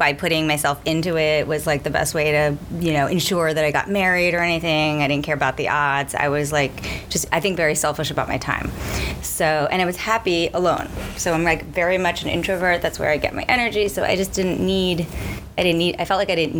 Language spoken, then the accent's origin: English; New York City, New York, United States; I grew up in like deep Brooklyn, came out of a like Syrian, Jewish, Orthodox upbringing